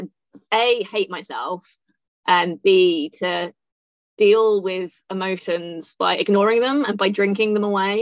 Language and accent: English; United Kingdom; moved away as an adult; also born or lived in Thailand / Laos / Cambodia / Australia; now in London, United Kingdom; I was born just outside London. And then I moved to London when I was 18